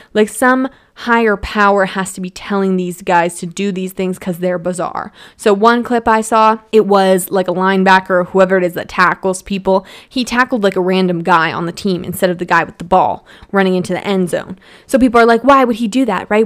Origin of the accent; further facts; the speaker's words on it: Edmonton, Alberta, Canada; now in Calgary, Canada; I was born in Edmonton and now I'm in Calgary